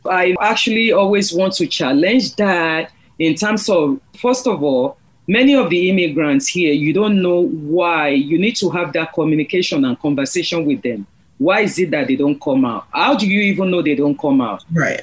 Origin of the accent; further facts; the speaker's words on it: Nigeria; English is a second language; moved away as an adult; now in United States; I'm from Nigeria. I'm Yoruba.